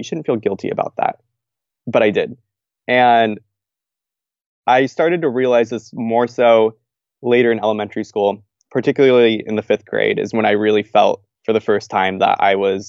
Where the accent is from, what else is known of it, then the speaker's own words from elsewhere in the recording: Albany, Oregon, United States; moved away as an adult; also born or lived in Seattle, Washington; now in Lincoln, Nebraska, United States; I'm originally from Albany, Oregon. Went to school in Seattle, Washington. So I'm a little bit of a Northwest kid